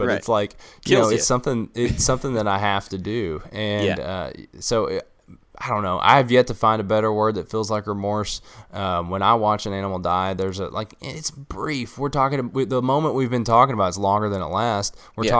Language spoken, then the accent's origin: English; Kentucky, United States; But listen, I'm from Eastern Kentucky. We have, like, I'm willing to bet the majority of the state's public land is where I'm from.